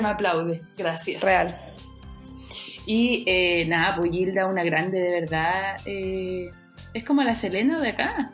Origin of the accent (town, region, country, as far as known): Chile